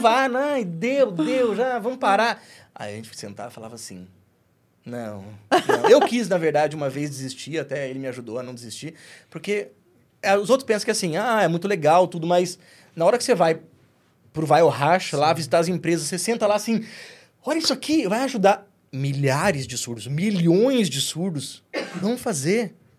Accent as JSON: {"language": "Portuguese", "town": "Piracicaba", "region": "São Paulo", "country": "Brazil", "also_born_or_lived": "Presidente Epitácio", "first_language": "Portuguese", "moved": "yes", "said": "a cidade onde eu estava morando em Presidente Pitácio, eu sou de Piracicaba"}